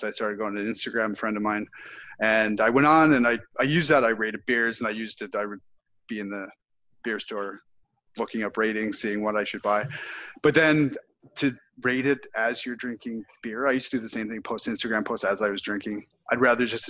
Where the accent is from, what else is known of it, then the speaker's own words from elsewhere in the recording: Nova Scotia, Canada; moved away; also born or lived in Halifax; growing up in Nova Scotia